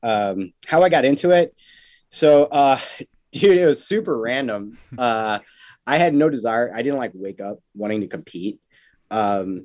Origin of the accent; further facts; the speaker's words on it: Chicago, Illinois, United States; I'm from Chicago.